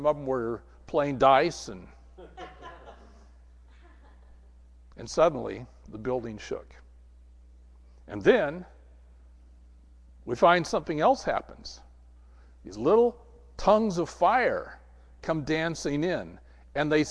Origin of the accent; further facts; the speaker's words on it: Southern California, United States; I grew up in Southern California